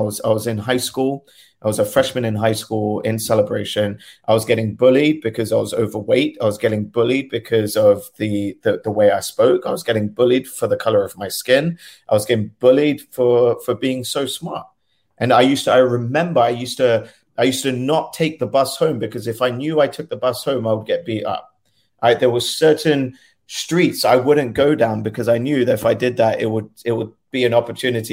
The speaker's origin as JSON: {"language": "English", "region": "London", "country": "United Kingdom", "tie": "born or raised there", "said": "I was born and raised in London. My family lived in South Kensington."}